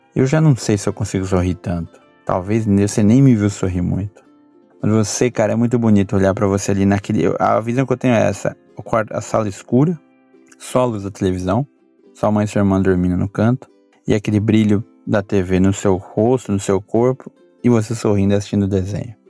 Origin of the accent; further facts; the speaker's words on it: Brazil; moved away as an adult; now in Japan; a gente vivia no Brasil. Muito mais da periferia onde eu, onde eu cresci